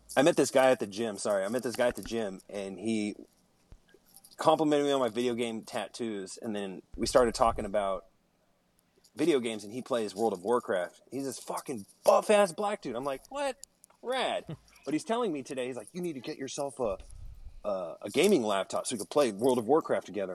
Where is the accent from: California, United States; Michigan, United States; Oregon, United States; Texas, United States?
California, United States; Mountain View; also born or lived in Santa Clara, California; about seventh grade when I moved from Mountain View to Santa Clara.